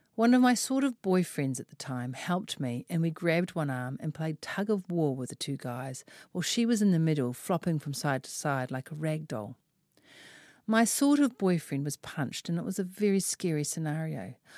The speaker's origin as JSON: {"language": "English", "region": "Auckland", "country": "New Zealand", "tie": "born or raised there", "said": "I grew up in West Auckland with three brothers surrounded by a neighbourhood full of lads"}